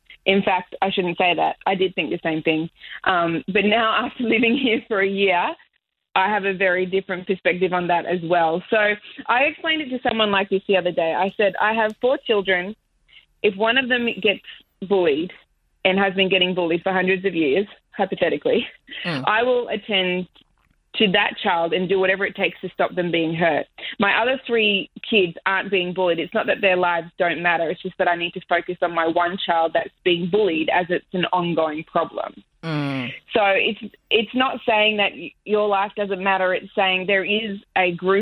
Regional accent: Australia; moved away as an adult; now in Miami, United States; I am white Australian

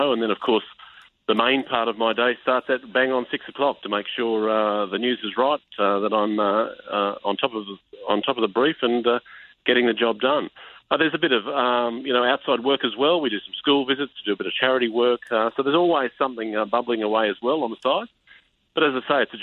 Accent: Tamworth, New South Wales, Australia; accent: Tamworth country twang; moved away as an adult; also born or lived in Queensland; straight out of high school in my hometown of Tamworth

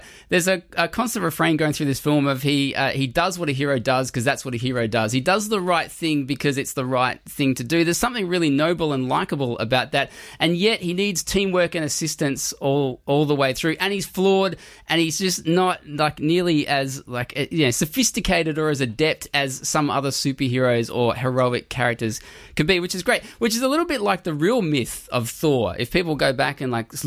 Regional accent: Australia; I'm Australian

